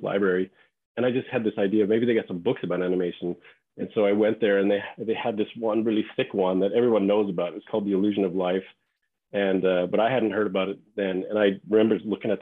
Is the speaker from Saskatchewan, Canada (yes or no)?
yes; Regina, Saskatchewan, Canada; moved away as an adult; also born or lived in Los Angeles, United States; I grew up in Saskatchewan in Canada. I'm from Regina